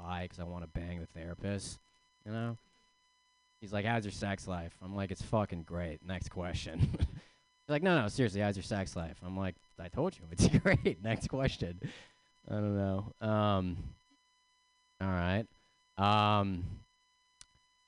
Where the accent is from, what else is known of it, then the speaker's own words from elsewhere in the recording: Bay Area, California, United States; I'm from the Bay Area